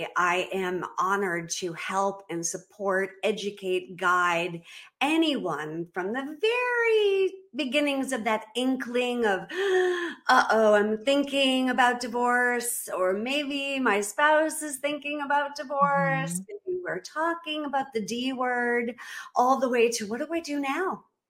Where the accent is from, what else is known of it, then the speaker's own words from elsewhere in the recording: Boston, Massachusetts, United States; moved away as an adult; now in Belize; I was born and raised in Boston. I do not have an accent. I can fake it if you want me to.